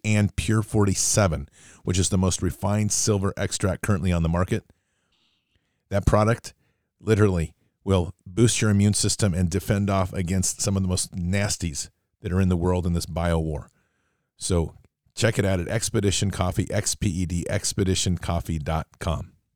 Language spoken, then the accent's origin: English; United States; an American